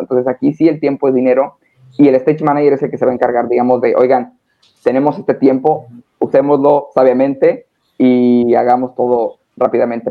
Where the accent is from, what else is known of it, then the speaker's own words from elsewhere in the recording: Hermosillo, Sonora, Mexico; now in Cancún, Mexico; Soy norteño, soy de México, pero soy de Sonora, de Hermosillo